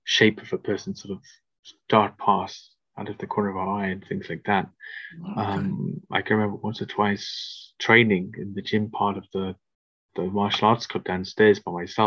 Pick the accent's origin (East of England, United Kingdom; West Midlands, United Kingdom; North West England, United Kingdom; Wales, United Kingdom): Wales, United Kingdom; Cardiff; moved away as an adult; now in London, United Kingdom; being sort of a Welsh boy from the capital city, but Wales is Cardiff's a tiny city